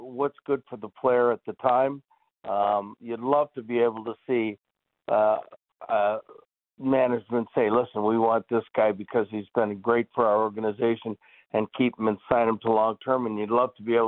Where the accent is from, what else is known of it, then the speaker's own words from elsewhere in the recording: Toronto, Ontario, Canada; growing up in Toronto, playing for the Leafs